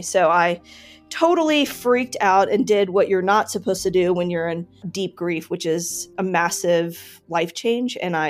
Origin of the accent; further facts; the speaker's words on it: Richmond, Virginia, United States; also born or lived in New York City area; now in Denver, United States; I'm 47 years old. I live in Denver, Colorado. I'm the daughter of Indian immigrants born and raised in Richmond, Virginia, a little over 100 years after slavery, quote, ended. It was a weird place to grow up. 70s and 80s, we were one of like 25 Indian families, South Asian families